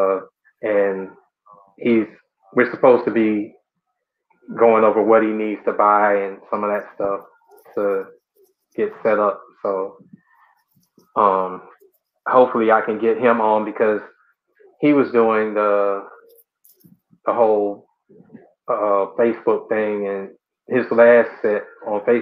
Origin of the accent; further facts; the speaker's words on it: College Park, Georgia, United States; from Atlanta, the College Park, Georgia area, a little bit south of the city